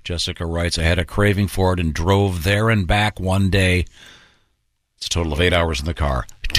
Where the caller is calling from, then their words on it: Michigan, United States; I am from Michigan. Mackinac Island is 4 hours from my house. We vacationed there a lot when I was a kid.